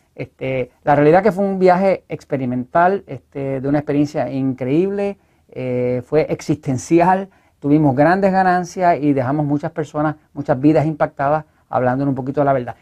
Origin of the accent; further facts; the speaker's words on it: Puerto Rico; nosotros acá en Puerto Rico